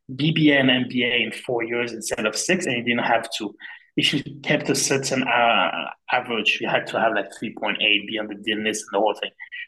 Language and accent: English; Provence-Alpes-Côte d'Azur, France; born there; English is a second language; like for me, I was born on the French Riviera, which is this snotty, and I'm really not into this.